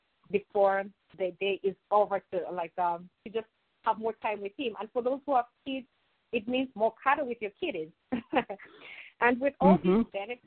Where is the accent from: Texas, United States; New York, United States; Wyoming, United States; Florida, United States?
New York, United States; New York City; And as a New Yorker, I'm here to actually do what I love, helping them organize and helping them prep.